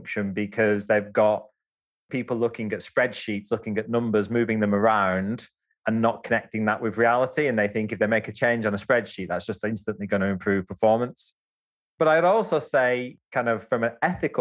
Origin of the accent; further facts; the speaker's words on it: Wigan, North West England, United Kingdom; also born or lived in India / Japan; I'm a Wigan Scouser. So that's where I grew up in Wigan, but from Scouse background.